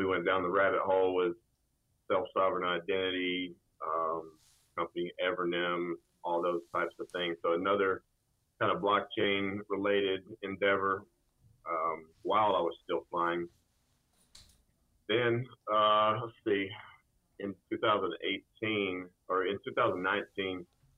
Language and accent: English; North Georgia, United States; moved away as an adult; also born or lived in Auburn, Alabama; So I grew up in a small blue-collar town in North Georgia